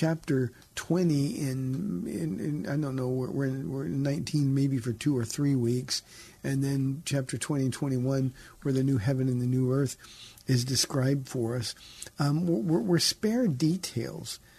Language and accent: English; Southern California, United States; I grew up in Southern California